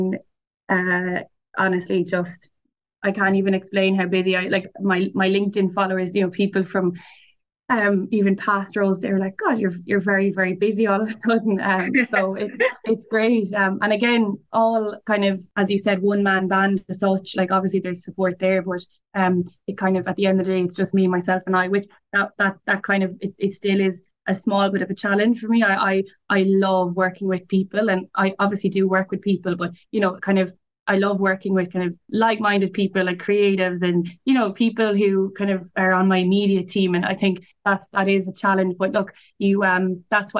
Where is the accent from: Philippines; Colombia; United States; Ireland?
Ireland; Limerick, Munster; also born or lived in Nenagh; I'm from Nina, but I went to college, I grew up in Limerick City